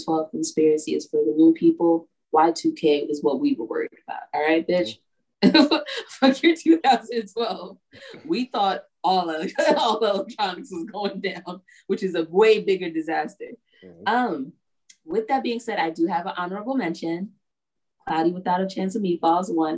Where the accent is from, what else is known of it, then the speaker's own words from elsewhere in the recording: New York, United States; I'm from New York. And I would think that my people were smarter than